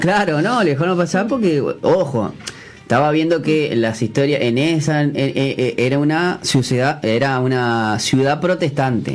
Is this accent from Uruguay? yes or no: yes; Uruguay; nosotros, como uruguayos